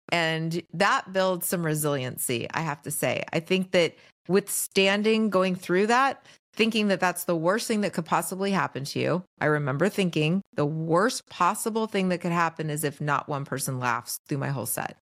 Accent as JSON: {"language": "English", "town": "Los Angeles", "region": "California", "country": "United States", "tie": "born or raised there", "also_born_or_lived": "New York", "said": "I mostly have lived here in L"}